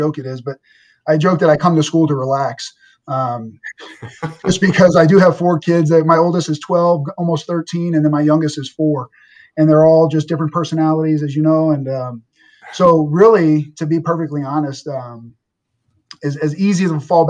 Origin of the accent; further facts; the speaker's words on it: New Orleans, Louisiana, United States; moved away; I'm from New Orleans, Louisiana, and my mom, God bless her, she's still teaching